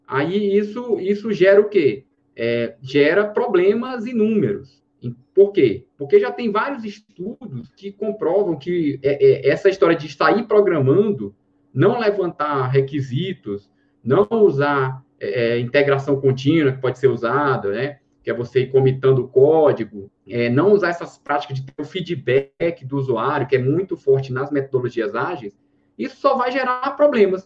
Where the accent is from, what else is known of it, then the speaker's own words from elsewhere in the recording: Floriano, Piauí, Brazil; moved away as an adult; also born or lived in Teresina, Brazil; now in Brasília, Brazil; Sou, sou piauiense, é, morei em Floriano, estudei no IFP